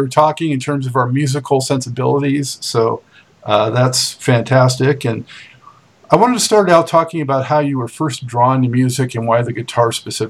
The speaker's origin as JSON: {"language": "English", "town": "Santa Monica", "region": "California", "country": "United States", "tie": "born or raised there", "said": "I grew up in Santa Monica."}